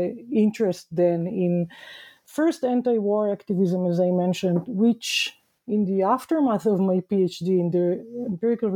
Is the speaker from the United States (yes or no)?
no; Israel; moved away as an adult; growing up in Israel in the 1970s and 1980s